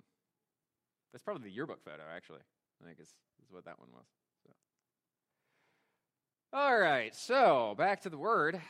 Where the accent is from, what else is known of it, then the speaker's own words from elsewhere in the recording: Hiram, Ohio, United States; I grew up in Hiram, Ohio